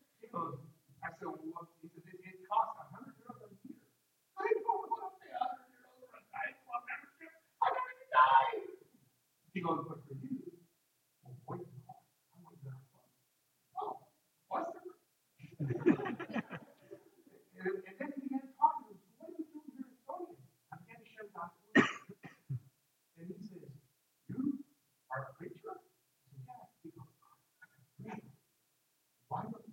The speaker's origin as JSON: {"language": "English", "country": "United States", "also_born_or_lived": "Estonia", "moved": "as an adult", "said": "I'm an American"}